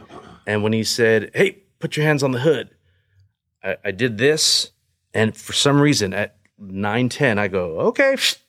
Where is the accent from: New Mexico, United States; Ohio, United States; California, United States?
California, United States; Paramount; I grew up in a very high crime area, right next to Compton, the city named Paramount.